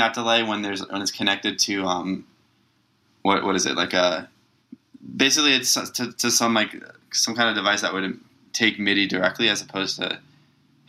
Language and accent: English; Long Island, New York, United States; I grew up in Long Island in New York